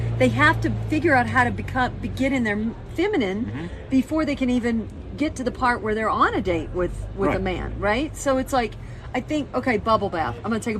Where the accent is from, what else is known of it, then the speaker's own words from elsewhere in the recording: United Kingdom; now in Texas, United States; I'm British in Texas.